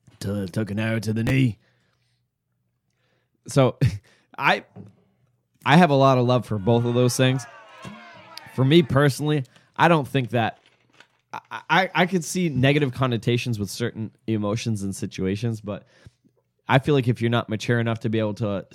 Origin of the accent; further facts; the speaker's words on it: Maine, United States; moved away; I'm from Maine originally.